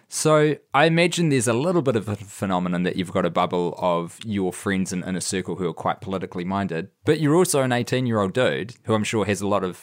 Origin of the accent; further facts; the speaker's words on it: United States; as an American political junkie